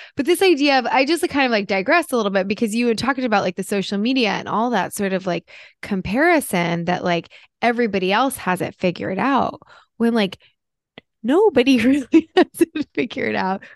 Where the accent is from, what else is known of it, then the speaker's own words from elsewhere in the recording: New Jersey, United States; moved away; I'm from Jersey originally